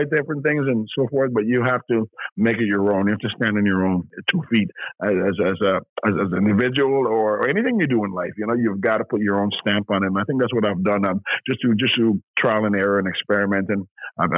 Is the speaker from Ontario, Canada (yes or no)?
yes; Toronto, Ontario, Canada; also born or lived in Grenada / England; I came to Canada when I was 8 years old. So I've been in the city for over half a century, right? So I'm a product of Canada. I'm a product of Toronto, right? I grew up in Toronto, right?